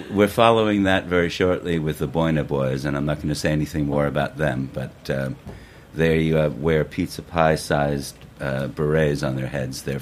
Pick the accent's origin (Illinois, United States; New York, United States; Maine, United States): Maine, United States; Algonquin; born there; I was born in Algonquin, Maine.